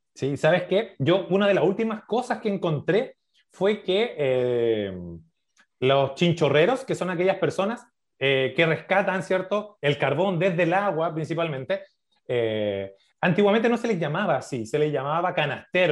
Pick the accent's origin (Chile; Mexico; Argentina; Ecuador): Chile; Maipú, Santiago Metropolitan Region; yo soy de Maipú